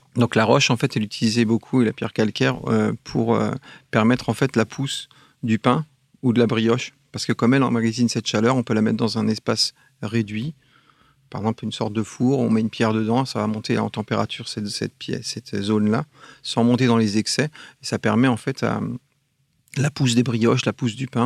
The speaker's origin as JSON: {"language": "French", "area": "Alsace", "region": "Grand Est", "country": "France", "said": "je suis un Alsacien"}